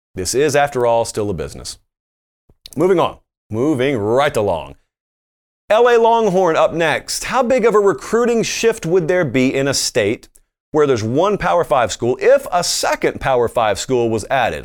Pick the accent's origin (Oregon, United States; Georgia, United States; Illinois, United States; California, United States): Georgia, United States; Columbus; I grew up in Columbus, Georgia, which is right next to Fort Benning